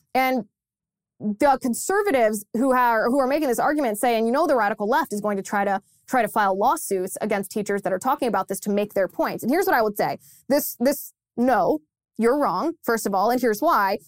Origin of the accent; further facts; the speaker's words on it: Ohio, United States; my home state of Ohio